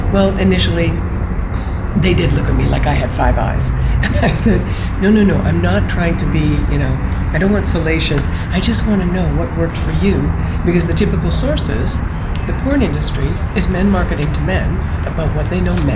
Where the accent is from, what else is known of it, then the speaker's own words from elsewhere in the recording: Western Canada, Canada; I was raised in Western Canada